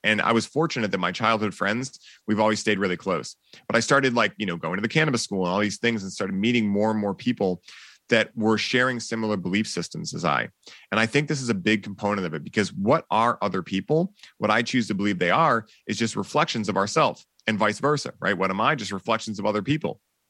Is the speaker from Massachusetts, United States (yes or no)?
yes; Boston, Massachusetts, United States; people are like, yeah, you're from California, right? I'm like, nope. Born and raised in Boston.